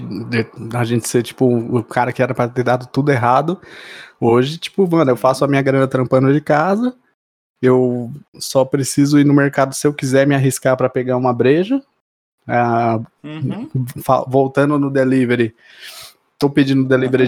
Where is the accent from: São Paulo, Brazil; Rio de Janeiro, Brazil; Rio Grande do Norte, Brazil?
São Paulo, Brazil; Mauá; eu sou de Mauá